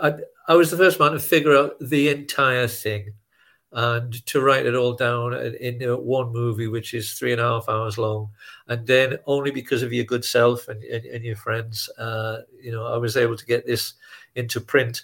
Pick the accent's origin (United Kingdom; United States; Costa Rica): United Kingdom; I'm British